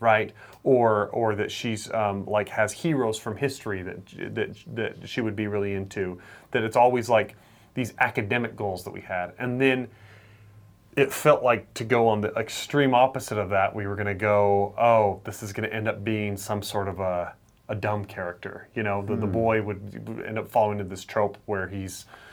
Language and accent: English; Idaho, United States; growing up in Idaho